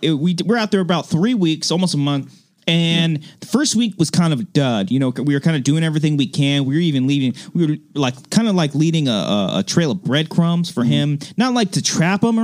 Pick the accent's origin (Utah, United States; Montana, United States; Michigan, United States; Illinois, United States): Montana, United States; Billings; I'm from Montana